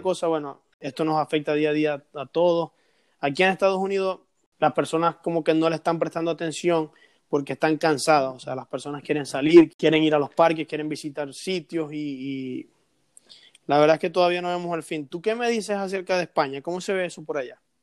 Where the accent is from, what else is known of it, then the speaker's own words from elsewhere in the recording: Venezuela; now in United States; nosotros como venezolanos